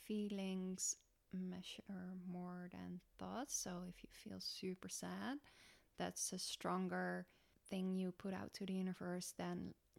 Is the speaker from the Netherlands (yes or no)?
yes; Netherlands; I'm from Holland.